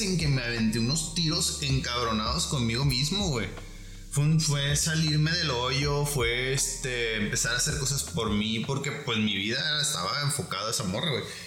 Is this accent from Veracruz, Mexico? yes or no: no; Guadalajara, Jalisco, Mexico; soy, de Olatos